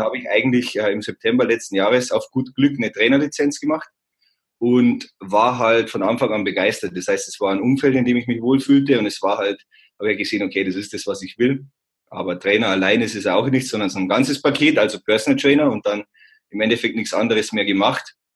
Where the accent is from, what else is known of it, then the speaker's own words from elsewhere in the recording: Simbach am Inn, on the Austrian border, Bavaria, Germany; moved away as an adult; also born or lived in Landshut; now in Munich, Germany; ich bin aufgewachsen im beschaulichen Zimmer am Inn, das ist an der Grenze zu Österreich, das ist ganz unten